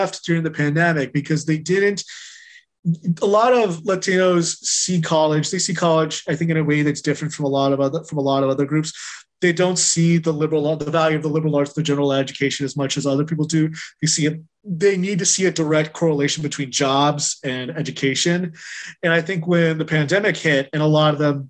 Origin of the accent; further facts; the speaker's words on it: Chino Hills, California, United States; I grew up in Chino Hills, California, which was a very suburban, largely white, largely college educated